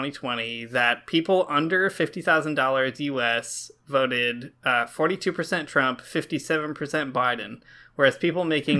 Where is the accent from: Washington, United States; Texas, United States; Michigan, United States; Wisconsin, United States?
Michigan, United States; rural; moved away; my hometown in rural Michigan